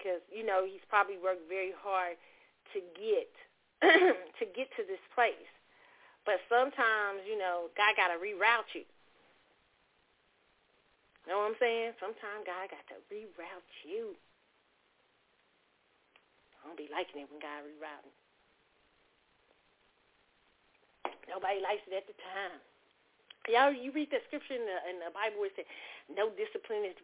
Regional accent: Kansas City, Missouri, United States; I grew up in Kansas City, Missouri

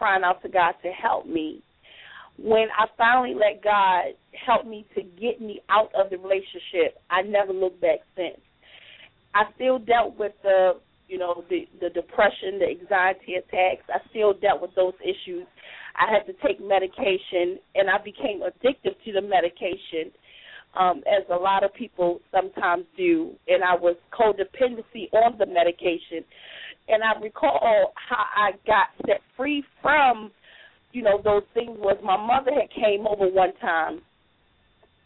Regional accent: Baltimore, Maryland, United States; moved away as an adult; also born or lived in Richmond, Virginia; now in Durham, United States; I'm originally from Baltimore, Maryland

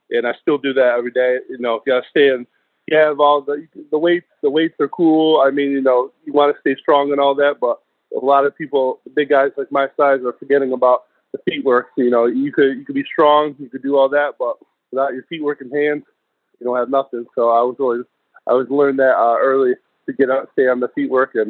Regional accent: New York, United States; moved away; also born or lived in Washington State / Coastal Carolina / Tampa; I'm originally from New York.

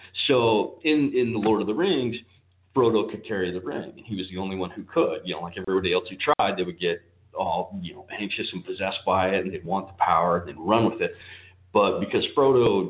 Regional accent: Salt Lake City, Utah, United States; moved away as an adult; I was born and raised in Salt Lake City

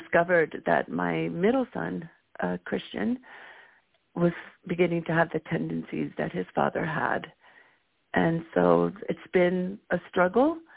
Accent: Guatemala; now in Bay Area, United States; I'm also from Guatemala

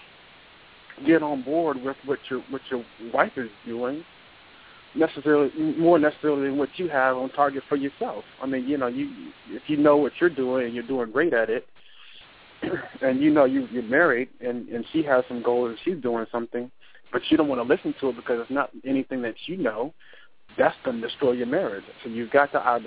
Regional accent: United States; I'm American

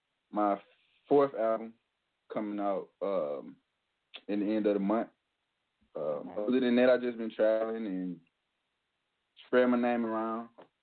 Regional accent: Tuscaloosa, Alabama, United States; I'm in my hometown, Tuscaloosa, Alabama, right now.

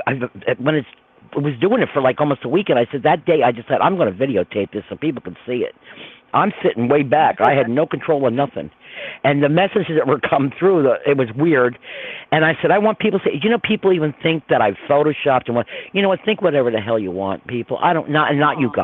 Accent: Croton-on-Hudson, New York, United States; also born or lived in Verplanck, New York; I'm from Croton originally

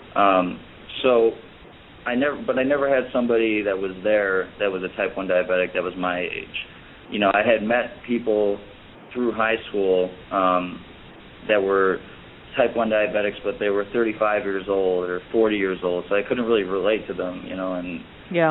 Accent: Chicago, Illinois, United States; also born or lived in Florida; I'm originally from Chicago

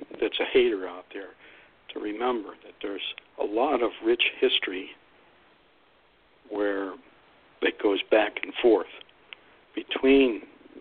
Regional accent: Youngstown, Ohio, United States; my hometown, Youngstown.

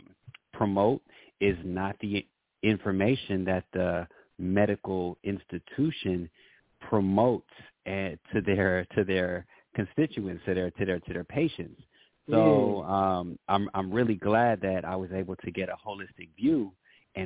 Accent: Los Angeles, California, United States; I was born in Los Angeles of multicultural family. My dad is from Senegal. My mom is originally from New York

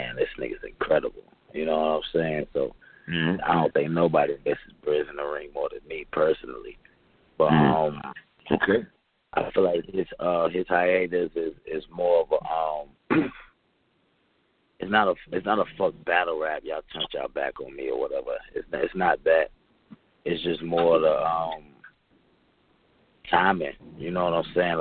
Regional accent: Fuquay-Varina, North Carolina, United States; I come from Fuquay's Arena, North Carolina. You know what I'm saying? Like, that's where I'm from. I'm from a small town

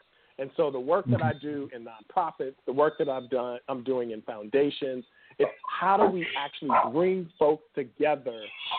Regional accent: Miami, Florida, United States; I grew up in Miami, Florida, working class parents. We were just basic people, hardworking, and really hadn't seen like the rest of the world, right?

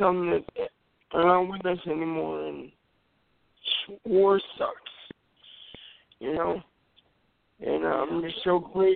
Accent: Manchester, New Hampshire, United States; also born or lived in Merrimack, New Hampshire; I grew up in Manchester.

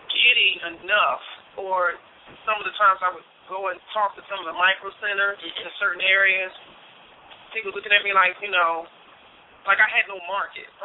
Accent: Nashville, Tennessee, United States; I'm from uh, I'm from Nashville

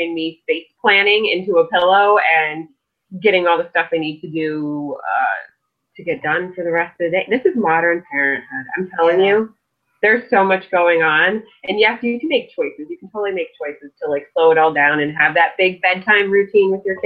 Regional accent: New York, United States; moved away; my hometown in New York

